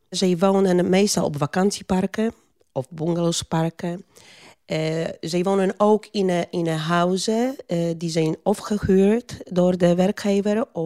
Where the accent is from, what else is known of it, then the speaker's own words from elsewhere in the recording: Poland; Dutch is a second language; now in Netherlands; Eh, ik kom uit Polen. Ik ben al 30 jaar in Nederland.